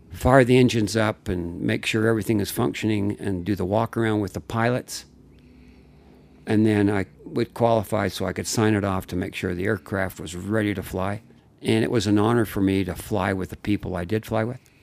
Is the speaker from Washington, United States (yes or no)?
no; Layton, Utah, United States; I was raised in Layton, Utah